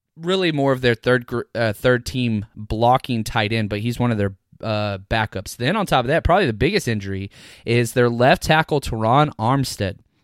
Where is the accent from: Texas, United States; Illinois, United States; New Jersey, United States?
Texas, United States; Dallas; born and raised in Dallas, Texas